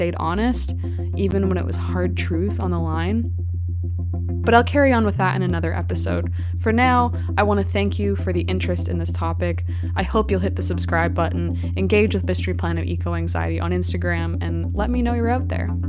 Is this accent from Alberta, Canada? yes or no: yes; Calgary, Alberta, Canada; I grew up in Calgary